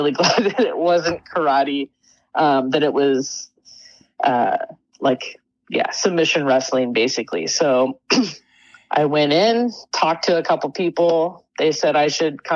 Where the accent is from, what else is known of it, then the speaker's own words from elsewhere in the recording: Sanger, California, United States; moved away; also born or lived in Oregon; I was born in California, and I grew up in Sanger, California, which is kind of a bit of country